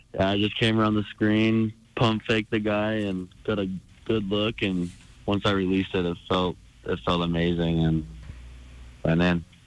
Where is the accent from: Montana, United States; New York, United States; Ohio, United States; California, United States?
Montana, United States; Helena; staying in my hometown, being around my family and all the Bruins supporters